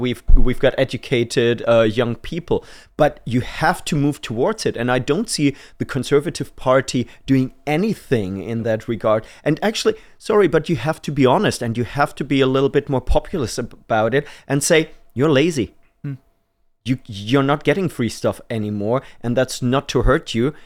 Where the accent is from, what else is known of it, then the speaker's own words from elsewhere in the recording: Germany; moved away as an adult; now in United Kingdom; I'm from Germany, so I'm an immigrant